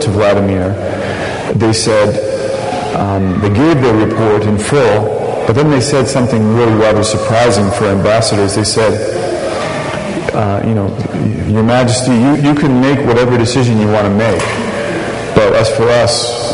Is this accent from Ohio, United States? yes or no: yes; Ohio, United States; also born or lived in Washington, D.C.; now in Boston, United States; I'm from Ohio originally